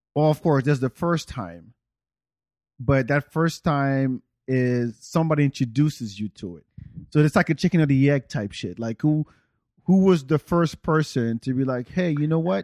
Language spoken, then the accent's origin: English; Senegal; now in United States; I am from Senegal, but my family is from Guinea, which is right next door.